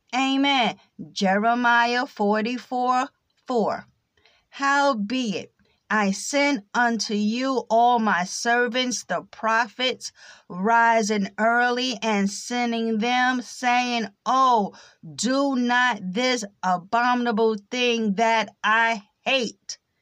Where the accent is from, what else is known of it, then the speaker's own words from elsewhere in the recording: United States; accent: American English; first language English; American English is my native tongue